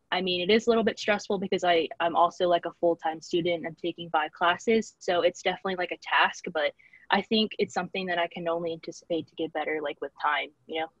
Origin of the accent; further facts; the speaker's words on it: Corpus Christi, Texas, United States; moved away as an adult; also born or lived in San Marcos, Texas; I'm originally from Corpus Christi, Texas